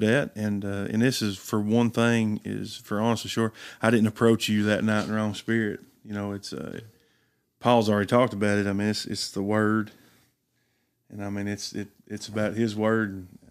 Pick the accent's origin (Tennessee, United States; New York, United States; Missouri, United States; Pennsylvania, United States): Tennessee, United States; Riceville; Riceville, Tennessee, born and raised in McMahon County